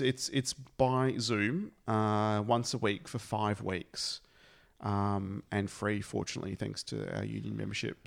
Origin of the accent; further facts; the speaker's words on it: Australia; we're Australian and we're here in Australia